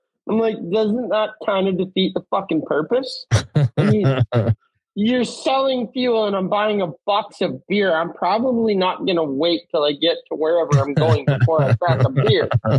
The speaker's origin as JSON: {"language": "English", "country": "Canada", "said": "I'm a Canadian citizen"}